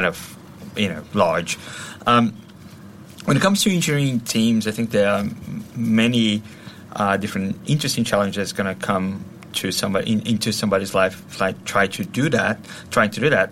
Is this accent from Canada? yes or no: no; Brazil; moved away as an adult; also born or lived in Australia / London, United Kingdom; I'm originally from Brazil, and back then, I worked for various different companies.